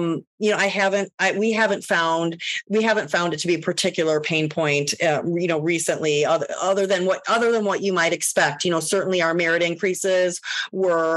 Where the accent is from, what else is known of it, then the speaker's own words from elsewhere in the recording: Northwest Indiana, United States; now in Chicago, United States; I'm was born and raised in Northwest Indiana